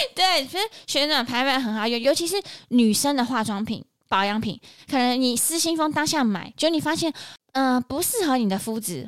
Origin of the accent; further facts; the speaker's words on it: Banqiao, New Taipei, Taiwan; 我的老家板桥